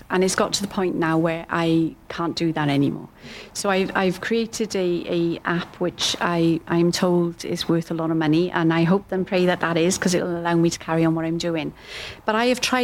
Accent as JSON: {"language": "English", "country": "United Kingdom", "said": "I'm white British"}